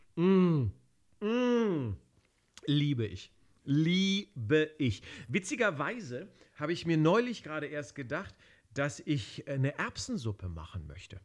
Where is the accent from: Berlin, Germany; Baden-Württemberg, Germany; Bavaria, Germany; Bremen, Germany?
Berlin, Germany; Ich bin ja Kroate, aber ich bin in ja. Berlin geboren und dort auch aufgewachsen